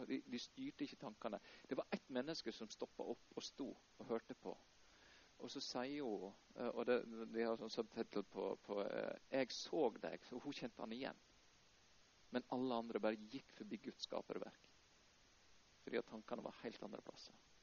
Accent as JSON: {"language": "Norwegian", "country": "Norway", "tie": "born or raised there", "also_born_or_lived": "Houston, Texas, United States", "moved": "as an adult", "said": "en liten gutt fra Eikjastranda som reiste hele veien til Houston"}